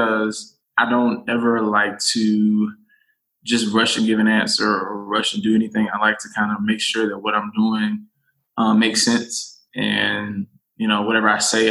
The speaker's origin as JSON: {"language": "English", "town": "Americus", "region": "Georgia", "country": "United States", "tie": "born or raised there", "said": "I was born in Americus, Georgia. It is south"}